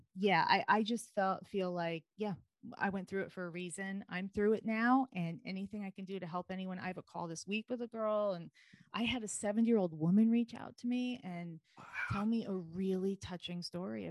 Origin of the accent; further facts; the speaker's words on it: United States; also born or lived in New York City, United States; I'm from New Jersey, New York